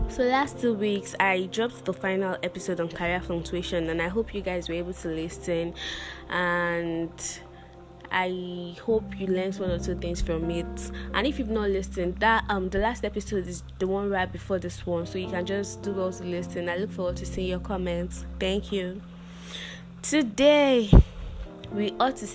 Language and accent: English; Nigeria; as a Nigerian youth trying to make something out of life